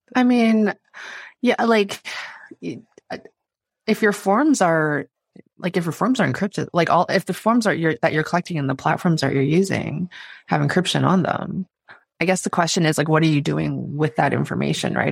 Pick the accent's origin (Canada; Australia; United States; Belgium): Canada; as a Canadian